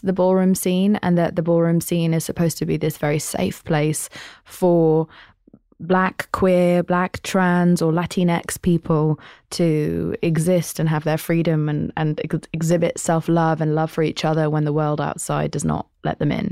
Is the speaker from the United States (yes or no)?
no; United Kingdom; I'm British.